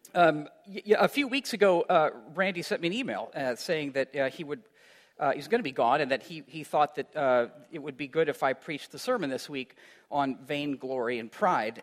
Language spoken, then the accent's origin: English; Iowa, United States; moved away; also born or lived in Chicago; as a kid growing up in Iowa